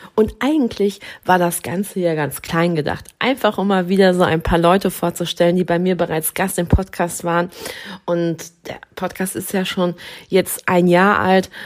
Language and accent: German; Dortmund, North Rhine-Westphalia, Germany; moved away as an adult; now in Dithmarschen, Germany; Ich bin gebürtige Dortmunderin